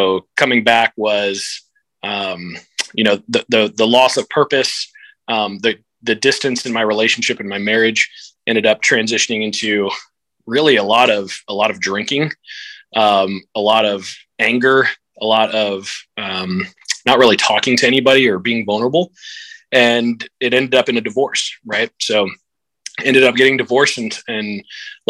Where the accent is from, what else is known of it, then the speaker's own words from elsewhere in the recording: Houston, Texas, United States; I grew up here in Houston, Texas